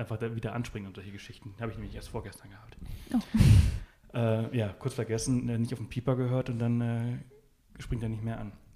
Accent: Mallorca, Balearic Islands, Spain; ich bin auf Mallorca aufgewachsen

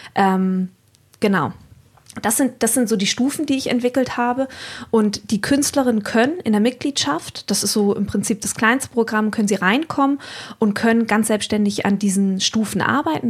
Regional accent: Wendland, Lower Saxony, Germany; also born or lived in West Berlin (family roots); ich komme gebürtig, komme ich aus dem Wendland

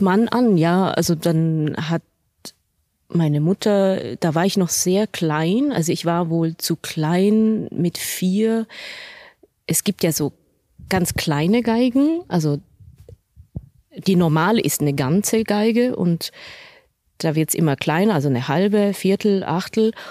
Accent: Switzerland; moved away as an adult; also born or lived in Basel / Berlin; now in Munich, Germany; aus dieser beschaulichen Schweiz. Also das ist ja natürlich meine Heimat

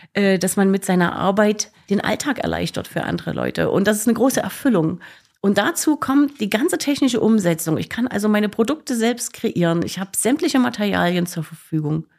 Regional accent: Leipzig, Saxony, Germany; moved away as an adult; now in Gera, Germany; ich komme aus Leipzig

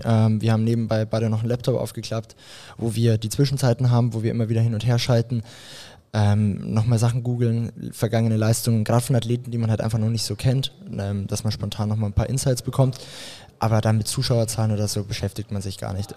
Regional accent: Graz, Styria, Austria; aus Graz, wo ich aufgewachsen bin

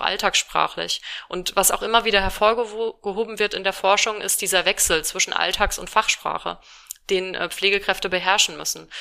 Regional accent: Rhineland-Palatinate, Germany; now in Düsseldorf, Germany; ich komme aus Rheinland-Pfalz und bei uns sagt man Fassennacht

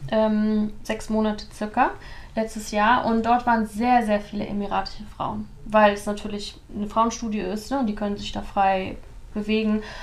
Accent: near Cologne, North Rhine-Westphalia, Germany; moved away as an adult; now in Dubai, United Arab Emirates; ich bin ja auch in der Nähe von Köln aufgewachsen

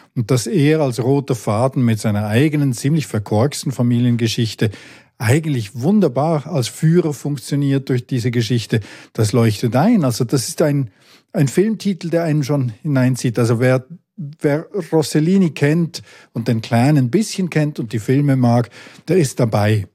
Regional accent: village near Sissach, Basel-Landschaft, Switzerland; Ich bin im Nachbardorf aufgewachsen

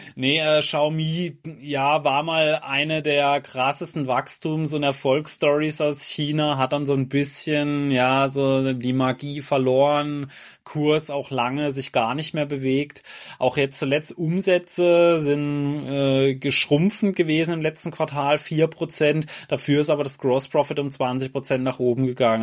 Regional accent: Germany; bei uns in Deutschland

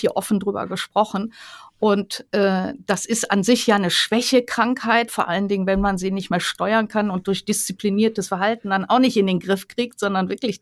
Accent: Rhineland, Germany; ich komme ja aus dem Rheinland

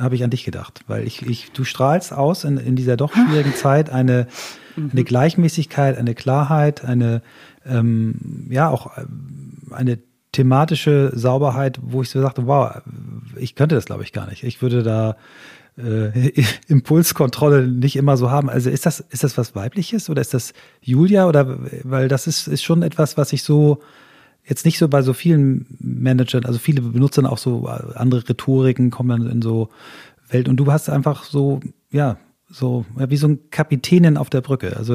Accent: Flensburg, Schleswig-Holstein, Germany; born there; Ich, da bin ich, bin ich ein, auch geboren in Flensburg.

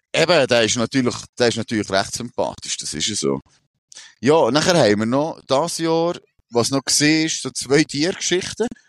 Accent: Switzerland; bei uns in der Schweiz

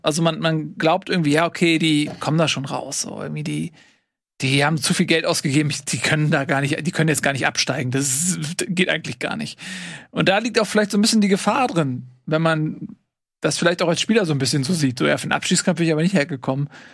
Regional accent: Hamburg, Germany; als Hamburger

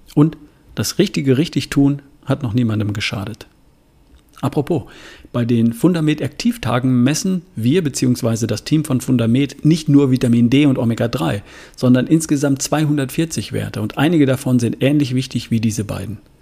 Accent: Germany; hier bei uns in Deutschland

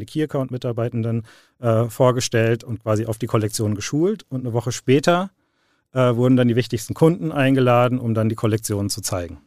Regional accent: Dreieich, Hesse, Germany; also born or lived in Frankfurt; Ich bin, äh, bin in Frankfurt geboren, äh, bin aber in Dreieich aufgewachsen

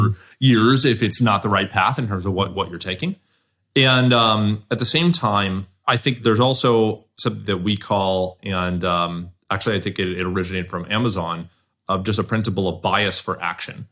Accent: Southern California, United States; I grew up in Southern California

